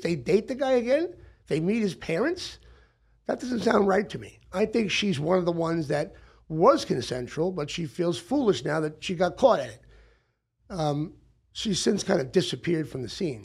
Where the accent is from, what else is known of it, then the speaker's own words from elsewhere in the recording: Long Island, New York, United States; also born or lived in Brooklyn; now in Hollywood, United States; I'm a kid from Brooklyn, you know, grew up on Long Island